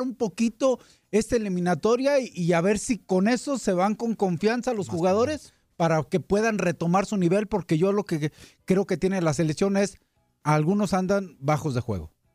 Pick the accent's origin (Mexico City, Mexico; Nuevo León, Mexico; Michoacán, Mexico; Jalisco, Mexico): Michoacán, Mexico; La Piedad; mi tierra allá de la piedad